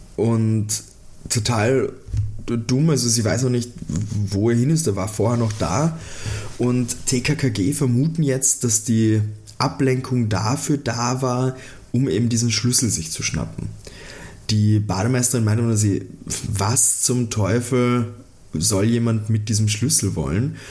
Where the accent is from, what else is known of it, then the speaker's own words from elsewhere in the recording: Austria; als Österreicher, der mit so einer Musik aufgewachsen ist